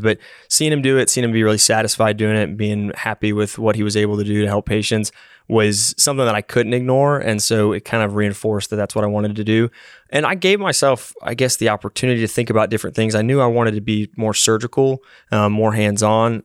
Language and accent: English; Knoxville, Tennessee, United States; also born or lived in Massachusetts; I grew up from kindergarten age all the way up through high school in Knoxville